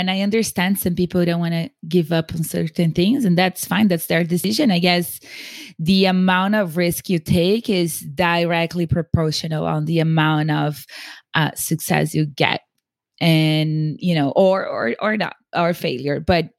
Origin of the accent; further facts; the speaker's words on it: São Paulo, Brazil; English is a second language; now in United States; because I grew up in Sao Paulo in a very nice neighborhood. I went to the best schools, but in the US, I was nobody and I was nothing. And yes, I had an accent